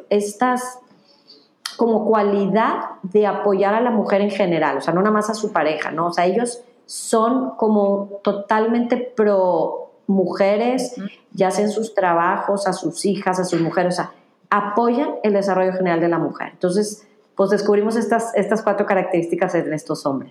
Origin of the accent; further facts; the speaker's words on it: Mexico; soy mexicana